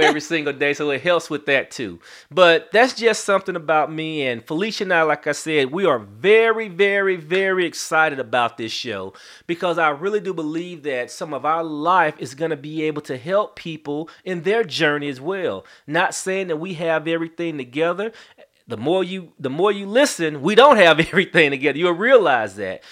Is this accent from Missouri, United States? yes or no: yes; St. Louis, Missouri, United States; now in Atlanta, United States; I'm originally from Saint Louis, Missouri, but I've been in Atlanta, Georgia since nineteen ninety-one